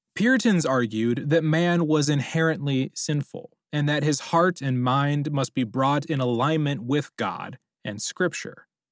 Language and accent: English; United States; we Americans